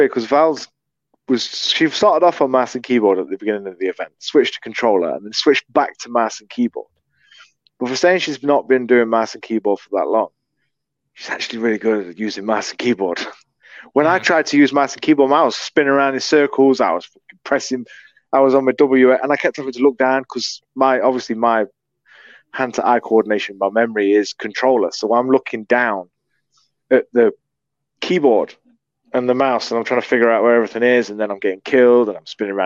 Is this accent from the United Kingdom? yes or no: yes; United Kingdom; accent: British; I'm British